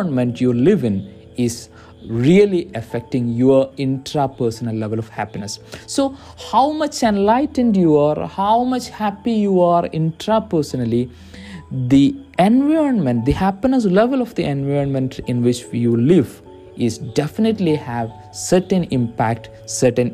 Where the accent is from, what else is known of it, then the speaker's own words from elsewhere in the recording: India; I'm from India